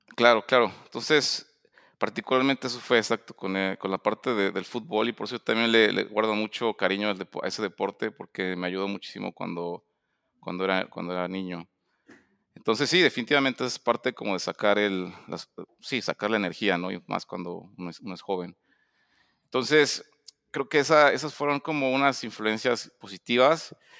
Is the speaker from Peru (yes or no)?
no; Puebla, Mexico; also born or lived in Mexico City; yo nací en, la Ciudad de México, y, pero realmente crecí en Puebla